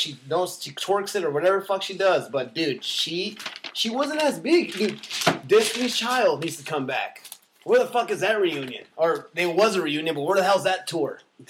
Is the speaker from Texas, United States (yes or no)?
yes; El Paso, Texas, United States; And they're going to my hometown